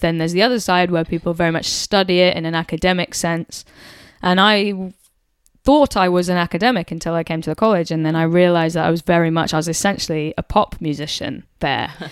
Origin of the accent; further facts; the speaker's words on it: United Kingdom; being a British person